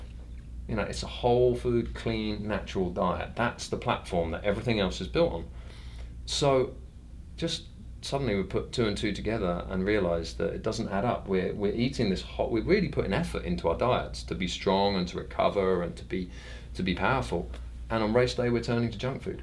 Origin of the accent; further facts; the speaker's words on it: London, United Kingdom; I'm a rare thing in London. I'm actually born in London, live in London.